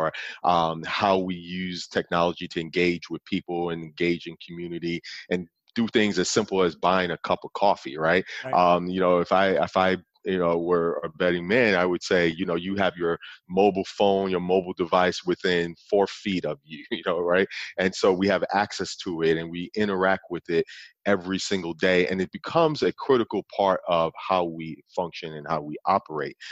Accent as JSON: {"language": "English", "town": "New York City", "region": "New York", "country": "United States", "tie": "born or raised there", "moved": "yes", "lives_now": "Oklahoma City, United States", "said": "I grew up in Brooklyn, New York"}